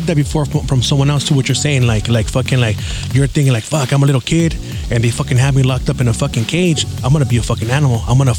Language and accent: English; San Gabriel, California, United States; also born or lived in East Los Angeles; I grew up in Sangra